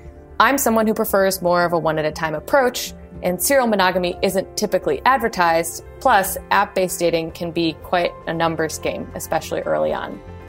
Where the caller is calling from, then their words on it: Oakland, California, United States; I'm calling in from Oakland, California.